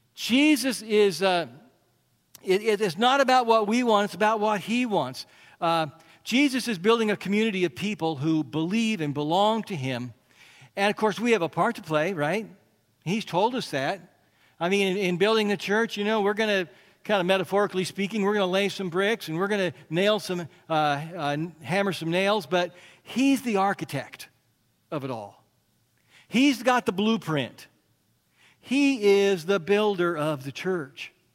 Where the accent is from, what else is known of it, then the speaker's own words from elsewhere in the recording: United States; part of being American